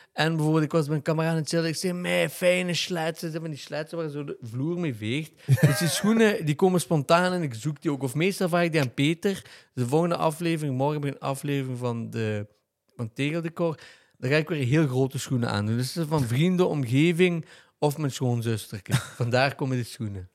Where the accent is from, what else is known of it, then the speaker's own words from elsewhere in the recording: Genk, Flanders, Belgium; ik ben opgegroeid in Driehoeven